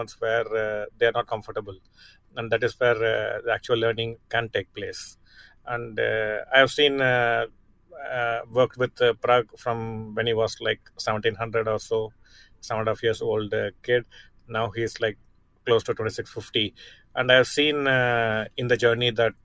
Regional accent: Chennai, Tamil Nadu, India; my hometown, Chennai

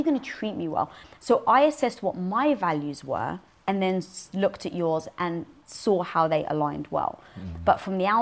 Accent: London, United Kingdom; moved away; I was brought up in North London around a Greek and Turkish community

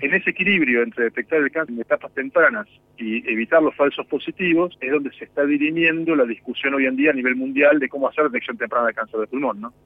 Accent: Bariloche, Río Negro, Argentina; yo soy de Bariloche

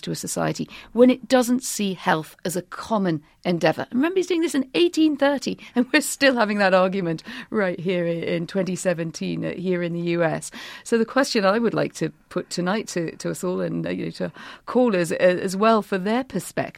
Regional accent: United Kingdom

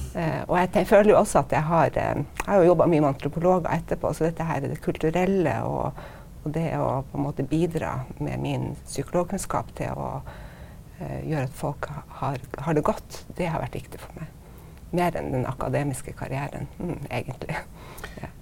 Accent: Stockholm, Stockholm County, Sweden; now in Norway; jeg er født i Stockholm, og min mor er svensk

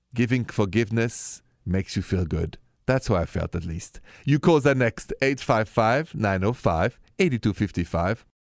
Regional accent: France; accent: French; English is a second language; moved away; The accent is French

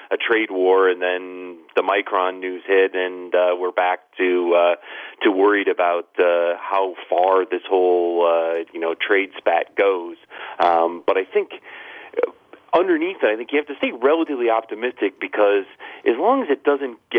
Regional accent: Ohio, United States; now in Philadelphia, United States; I'm originally from Ohio

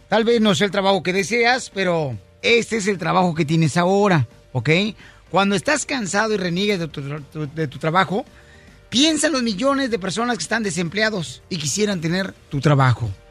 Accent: Monterrey, Nuevo León, Mexico; somos de Monterrey, León, este, la ciudad más hermosa de todo el mundo, señores.

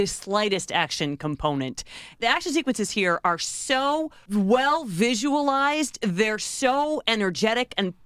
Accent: Midwest, United States; I'm from the Midwest, so I say aunt

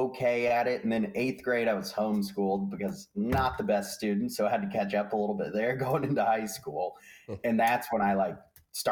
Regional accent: Castle Rock, Colorado, United States; I grew up in Castle Rock there

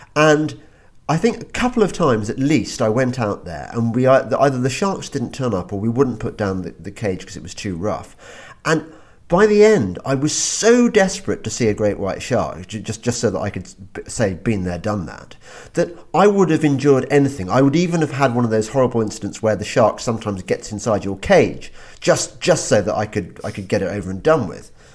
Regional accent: England, United Kingdom; we're English.

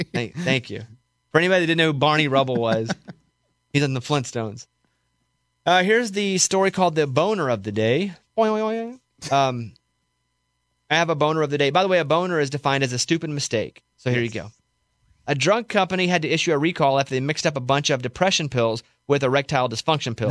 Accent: Arkansas, United States; a kid growing up in Arkansas

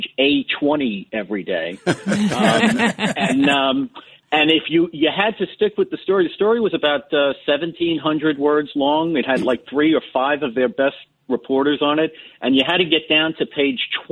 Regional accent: New York City, New York, United States; I'm from the Bronx

